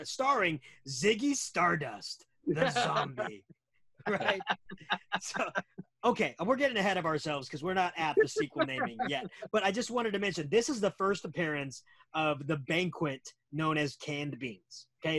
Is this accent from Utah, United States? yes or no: no; Texas, United States; Because I'm from Texas and I want...